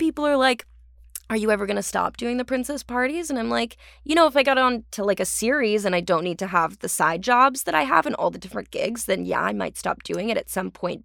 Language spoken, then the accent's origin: English; Orange County, California, United States; accent: Californian; now in Los Angeles, United States; I'm from Orange County